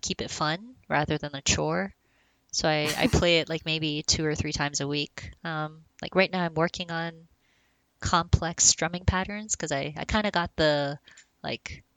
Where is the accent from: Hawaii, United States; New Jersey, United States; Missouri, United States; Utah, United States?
Hawaii, United States; I'm from Hawaii